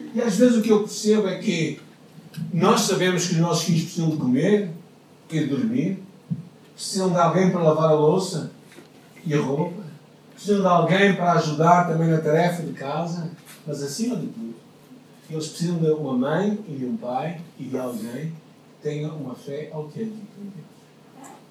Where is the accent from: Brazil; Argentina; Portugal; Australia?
Portugal; now in Porto, Portugal; como portugueses